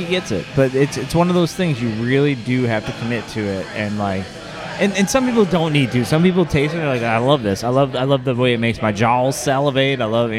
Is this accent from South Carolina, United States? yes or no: yes; South Carolina, United States; Well, the thing is, I came home and I'm from South Carolina.